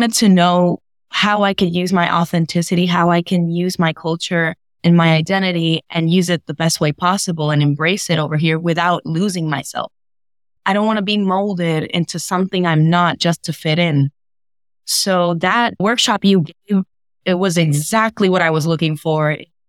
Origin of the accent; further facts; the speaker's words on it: Puerto Rico; moved away as an adult; also born or lived in Virginia, United States; now in United States; I was born in Puerto Rico, but then my father worked for the Navy. So from ages 1 to 4 or 5, I did live in Virginia.